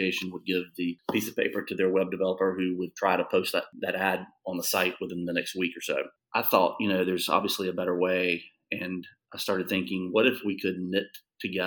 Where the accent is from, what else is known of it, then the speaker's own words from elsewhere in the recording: South Carolina, United States; accent: drawl; moved away; I'm from North Carolina, but even worse, I grew up in South Carolina.